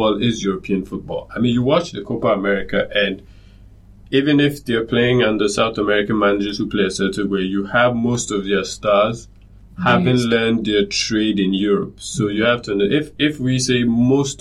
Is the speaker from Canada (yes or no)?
no; Ghana; as a Ghanaian